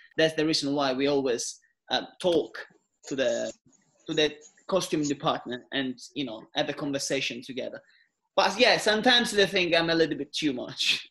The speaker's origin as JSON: {"language": "English", "country": "Italy", "second_language": "English", "moved": "as an adult"}